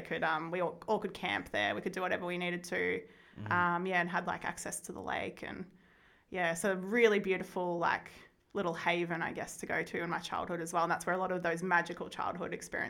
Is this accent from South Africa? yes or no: no; Wodonga, Victoria, Australia; So I was born in the Wodonga Hospital. Grew up in that area all the time.